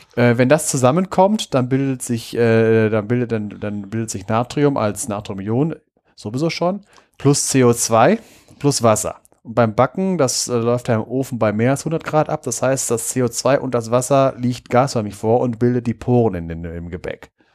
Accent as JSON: {"language": "German", "region": "North Rhine-Westphalia", "country": "Germany", "said": "da, wo ich herkomme, vom Niederrhein, da gibt es das Salzbergwerk Bord"}